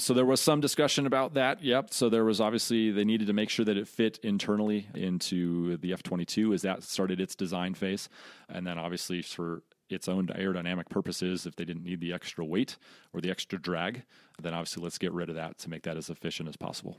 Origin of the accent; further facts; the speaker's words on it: Colorado, United States; So I'm originally from Colorado. Grew up there